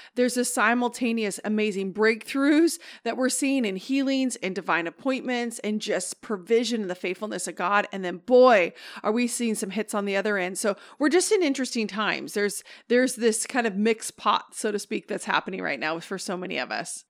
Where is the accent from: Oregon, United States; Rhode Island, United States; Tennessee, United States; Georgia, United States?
Oregon, United States; now in Northern California, United States; I'm from Oregon